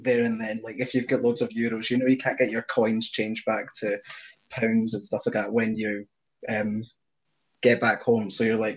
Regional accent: Helensburgh, Scotland, United Kingdom; accent: Scottish; I was like, "From Scotland." And they were like, "What's your accent?" And I said, "Scottish."

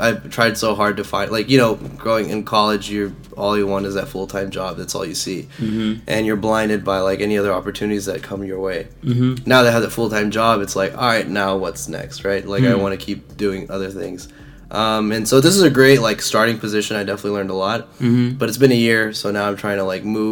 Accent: Dallas, Texas, United States; I'm from Dallas, born and raised here

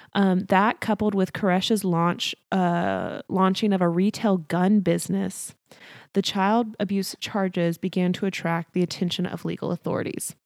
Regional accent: near Waco, Texas, United States; my hometown is twenty minutes from there.

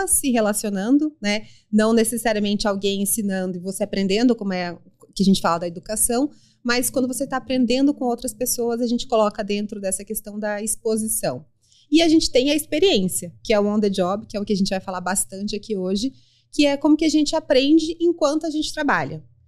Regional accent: Mato Grosso do Sul, Brazil; moved away as an adult; also born or lived in Campo Grande; now in São Paulo, Brazil; sou sul-mato-grossense, sou mãe do Pedro, sou casada com o André, moro aqui em São Paulo há quase 20 anos

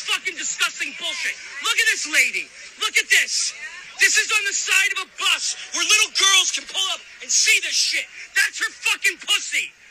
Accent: Philadelphia, Pennsylvania, United States; I'm from Philly.

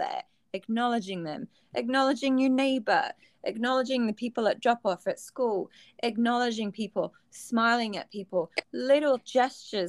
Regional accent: England, United Kingdom; now in United States; when I grew up in England

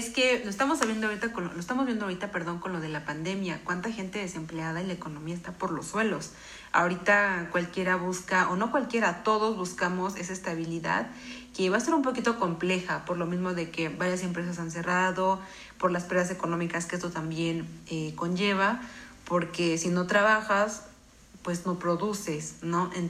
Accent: Mexico; Pero nosotros esperemos como mexicanos que salgamos adelante y seamos personas productivas

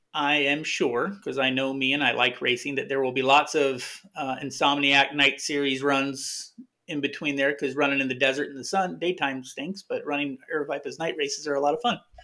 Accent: Arizona, United States; I'm from Arizona

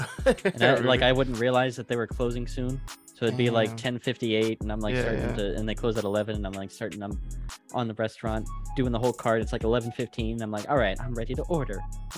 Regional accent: United States; I know I'm American

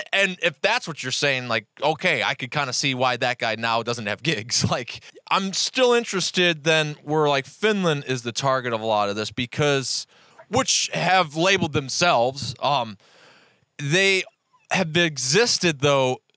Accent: Cleveland, Ohio, United States; I'm from Cleveland, Ohio

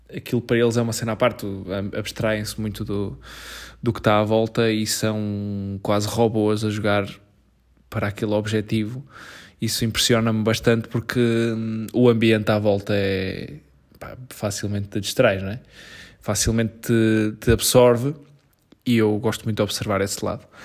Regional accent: Portugal; Não sou inglês, amigo, sou português.

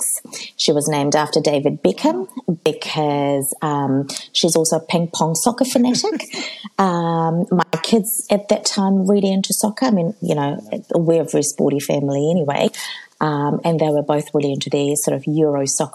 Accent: Auckland, New Zealand; also born or lived in Fiji; I grew up in South Auckland

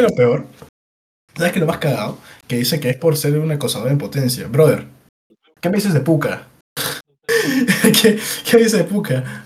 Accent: Peru; Somos peruanos

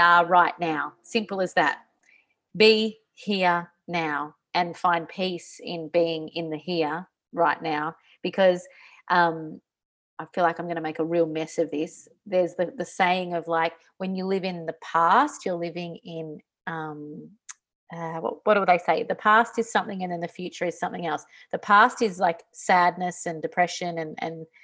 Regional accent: Australia; moved away; as an Australian outside of Australia

